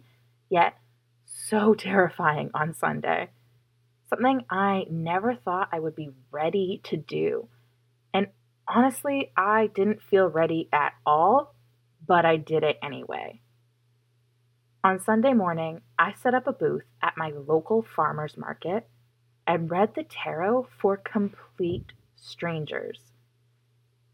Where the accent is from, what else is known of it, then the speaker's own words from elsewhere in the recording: Chilliwack, British Columbia, Canada; also born or lived in Toronto; I love my town. I love where I live. I love how much growth and progress has happened in Chilliwack over the past decade.